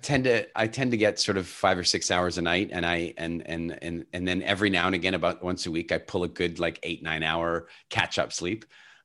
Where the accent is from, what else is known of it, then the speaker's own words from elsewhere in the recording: Canada; also born or lived in South Africa / Ireland / England / Turks and Caicos; I was born in South Africa and largely grew up in Canada, but since then I've lived all over the world, Ireland, England, Turks and Caicos, Dominican Republic.